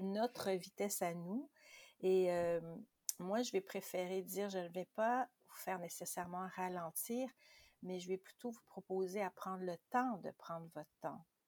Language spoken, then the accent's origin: French; Quebec, Canada; chez nous au Québec